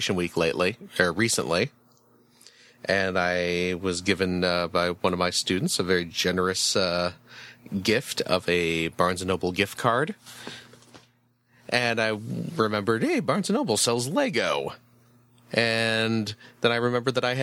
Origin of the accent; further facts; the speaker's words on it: Chicago, Illinois, United States; I am from the Chicagoland area